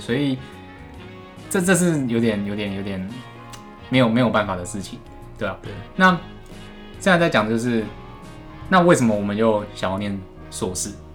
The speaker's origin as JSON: {"language": "Chinese", "region": "Tainan", "country": "Taiwan", "said": "我们台南人"}